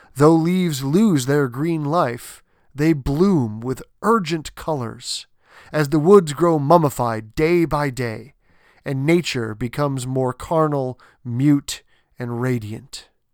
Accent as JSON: {"language": "English", "region": "New England", "country": "United States", "tie": "born or raised there", "said": "I grew up in New England"}